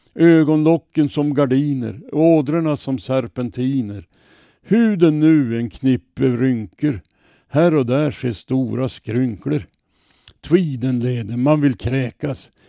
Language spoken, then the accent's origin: Swedish; Robertsfors, Västerbotten County, Sweden; now in Örnsköldsvik, Sweden; jag kommer ifrån Robertsfors. Där fanns det i min barndom gott om bomänner